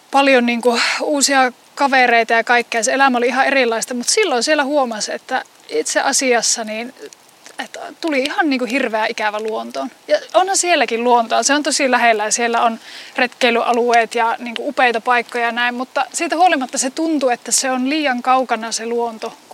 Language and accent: Finnish; Kuusamo, North Ostrobothnia, Finland; syrjimmässä 10 kilometrin päässä Kuusumon keskustasta. 10 kilometriä niin kuin keskustasta pohjoiseen on mun kotipaikka.